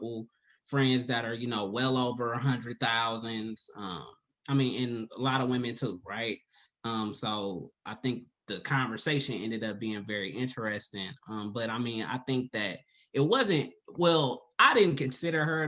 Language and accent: English; Oakland, California, United States; moved away as an adult; also born or lived in Alabama / the South; I am from Oakland, California, but I've lived in the South since I was 18 years old. I moved out to Alabama for college and never quite went back